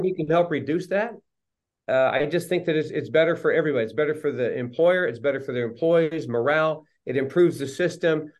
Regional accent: Los Angeles, California, United States; also born or lived in Riverside, California; now in San Clemente, United States; I was raised primarily in the San Fernando Valley in the LA area.

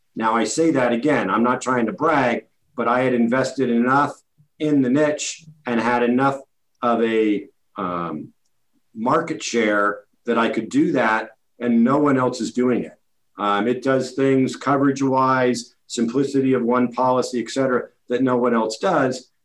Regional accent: Redwood City, California, United States; my hometown of Redwood City

